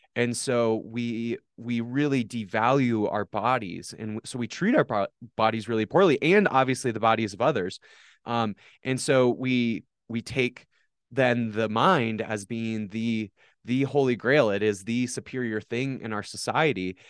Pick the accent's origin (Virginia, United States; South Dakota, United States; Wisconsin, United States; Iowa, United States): South Dakota, United States; Watertown; I was born on July twenty-ninth, nineteen ninety-four, in Watertown, South Dakota.